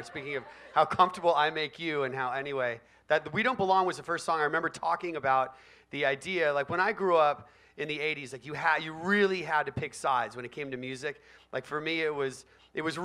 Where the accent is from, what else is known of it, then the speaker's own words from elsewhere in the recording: Bay Area, California, United States; I grew up in the Bay Area